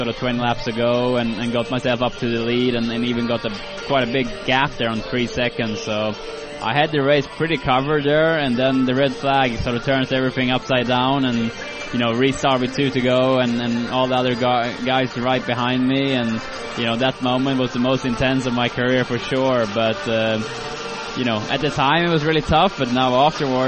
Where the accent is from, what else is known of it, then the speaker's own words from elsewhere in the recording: Sweden; moved away; to Sweden, to my hometown